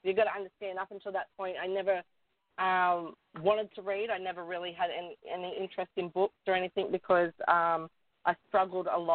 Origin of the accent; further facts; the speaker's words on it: Newcastle, New South Wales, Australia; I was born and raised in Newcastle, the beautiful city, beautiful beaches and stuff